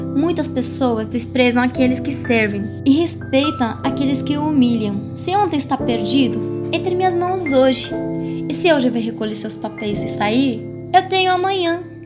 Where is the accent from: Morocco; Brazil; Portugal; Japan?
Morocco; moved away; tenho 16 anos, eu sou do Marrocos